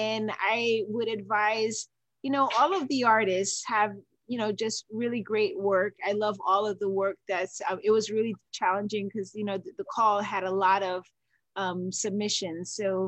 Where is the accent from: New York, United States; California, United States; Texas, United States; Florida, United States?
New York, United States; moved away; I was born in New York